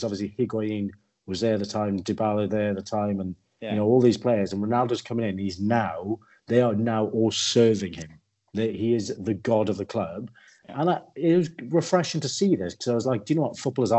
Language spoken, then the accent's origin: English; Welsh, Wales, United Kingdom; I watch Wales because I'm Welsh.